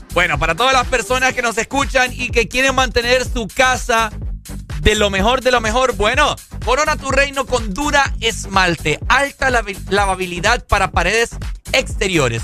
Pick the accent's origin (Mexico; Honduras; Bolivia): Honduras; esta es mi tierra, Honduras, somos así.